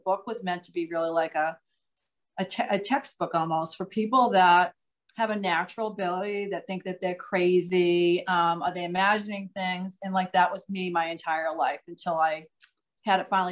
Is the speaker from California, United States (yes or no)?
no; Massachusetts, United States; accent: Massachusetts